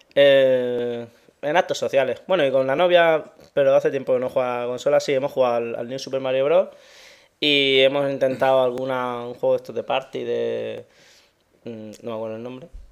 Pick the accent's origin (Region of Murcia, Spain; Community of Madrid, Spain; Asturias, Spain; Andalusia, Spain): Region of Murcia, Spain; me considero murciano.